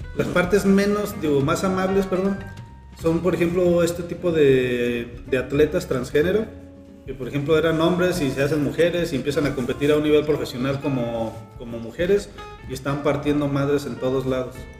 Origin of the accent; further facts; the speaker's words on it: Mexico; como mexicanos